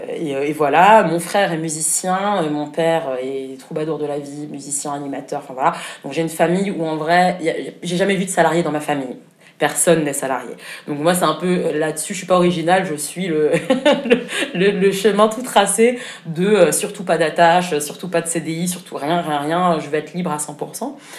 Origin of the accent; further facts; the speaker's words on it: Berlin, Germany; moved away as an adult; now in Paris, France; j'ai grandi à Berlin pendant 20 ans